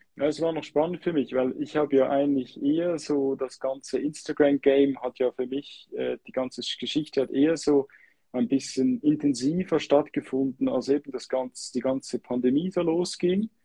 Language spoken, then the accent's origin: German; Switzerland; als Schweizer